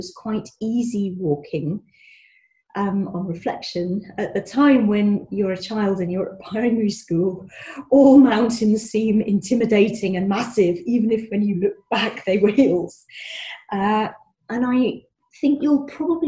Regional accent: Scotland, United Kingdom; moved away; As I've mentioned, I was born in Scotland. I've not been able to live there for ages, and I miss it, and I always go back

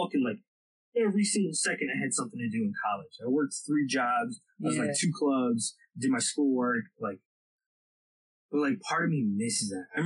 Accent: New Jersey, United States; my, like, the pond that is, like, the Central Jersey area.

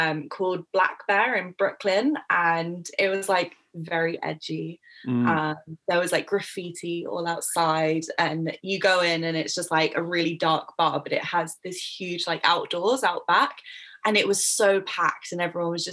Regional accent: England, United Kingdom; I'm English

